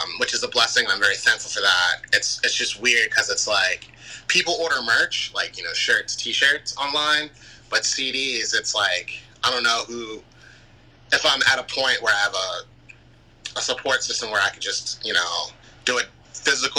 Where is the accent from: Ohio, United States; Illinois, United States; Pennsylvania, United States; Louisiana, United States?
Pennsylvania, United States; Philadelphia; I'm from Philly.